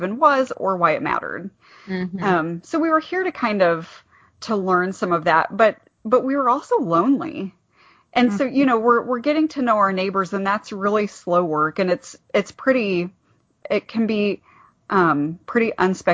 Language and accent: English; Ohio, United States; moved away as an adult; now in Goshen, United States; I'm from Ohio originally. I'm not from this area at all